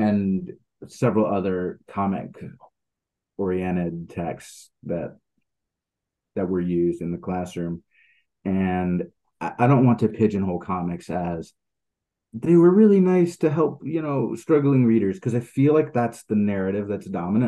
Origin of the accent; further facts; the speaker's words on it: Netherlands; also born or lived in Sweden; when I was a kid, I grew up in the Netherlands and Sweden.